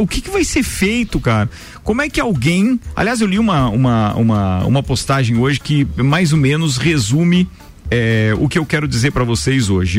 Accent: Brazil

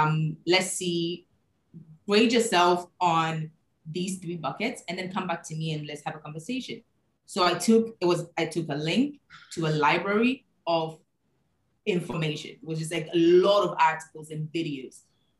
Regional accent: Ghana; I'm Ghanaian, born and raised.

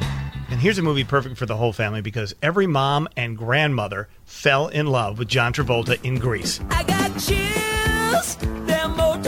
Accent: Chicago, Illinois, United States; You and I grew up in Chicago.

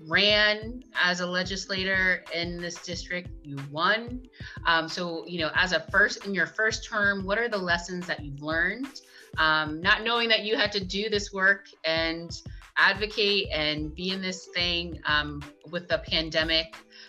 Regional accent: Boston, Massachusetts, United States; So I am intrigued, you know, at being from Boston, growing up in Boston, and now, you know, working and living and breathing in Boston as my home base

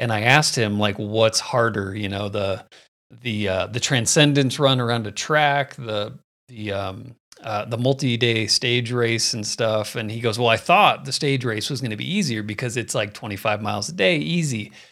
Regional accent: Phoenix, Arizona, United States; moved away as an adult; now in Colorado, United States; I grew up in Phoenix

